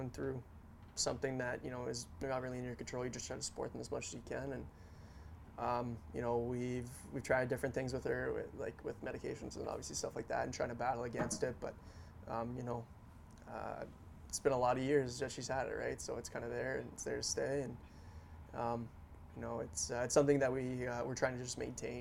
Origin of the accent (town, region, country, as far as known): Stratford, Ontario, Canada; born or raised there; now in Pittsburgh, United States